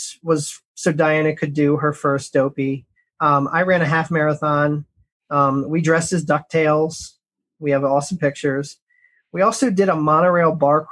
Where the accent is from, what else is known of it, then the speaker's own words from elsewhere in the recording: Ocean City, Maryland, United States; I grew up in Ocean City, Maryland